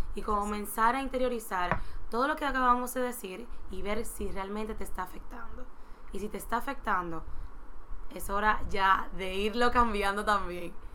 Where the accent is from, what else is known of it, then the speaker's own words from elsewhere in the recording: Dominican Republic; como sociedad dominicana nosotros